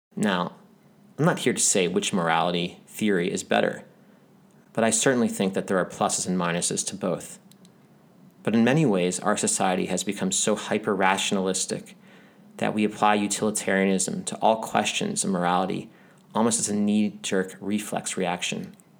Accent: United States; moved away; also born or lived in Israel; I grew up in America

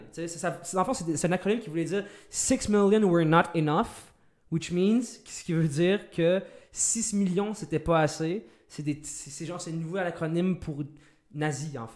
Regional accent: Canada; on n'est pas américain, nous, on est canadien.

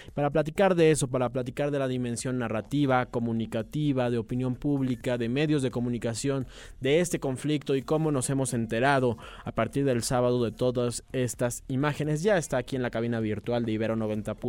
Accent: Mexico; como mexicanos

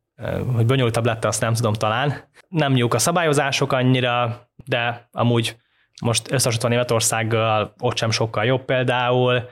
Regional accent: Hungary; magyar vagyok, eh, sose gondolják el azt, hogy magyar vagyok

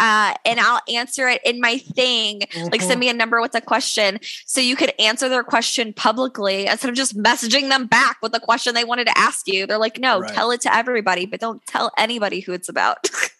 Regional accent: Missouri, United States; also born or lived in Kentucky / Tennessee / Texas; now in Alaska, United States; I'm originally from Missouri.

